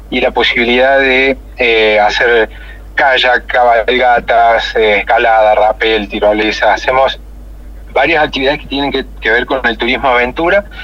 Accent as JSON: {"language": "Spanish", "town": "Río Cuarto", "region": "Córdoba", "country": "Argentina", "tie": "born or raised there", "said": "Yo soy oriundo de Río Cuarto. Eh, yo nací en Río Cuarto"}